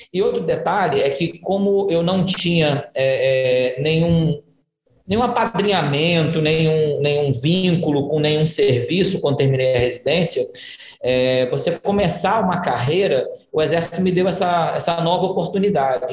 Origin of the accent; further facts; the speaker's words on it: Rio de Janeiro, Brazil; moved away as an adult; now in Ceará, Brazil; Eu sou, eu sou carioca também, embora esteja aqui. Já me considero cearoca, que eu estou há 12 anos aqui no Ceará